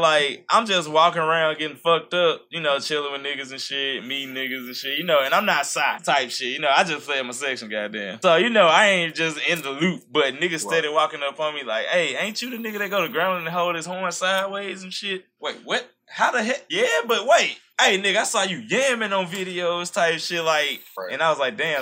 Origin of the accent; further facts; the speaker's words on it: Shreveport, Louisiana, United States; I'm from Shreveport